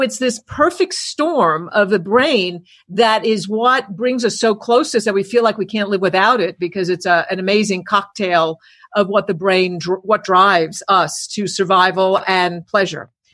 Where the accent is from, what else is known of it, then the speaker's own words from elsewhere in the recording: New York, United States; I grew up in New York